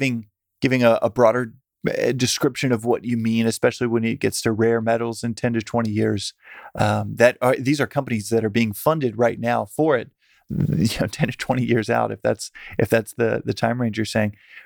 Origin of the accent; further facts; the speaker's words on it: Texas, United States; I'm a simpleton from Texas